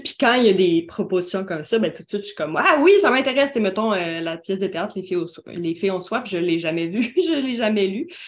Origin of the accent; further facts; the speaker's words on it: Quebec, Canada; Moi, je suis québécoise